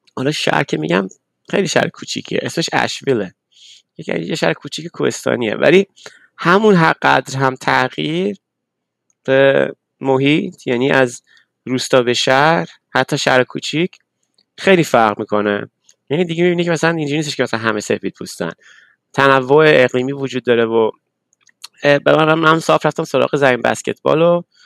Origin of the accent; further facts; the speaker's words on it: Tehran, Tehran Province, Iran; moved away; ما بچه تهرانم یعنی بچه شهرم